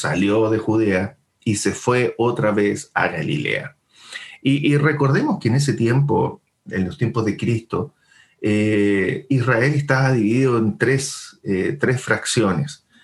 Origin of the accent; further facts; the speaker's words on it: Chile; nosotros como chilenos